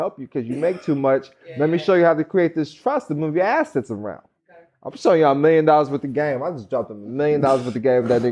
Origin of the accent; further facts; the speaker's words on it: Missouri, United States; I grew up in Missouri.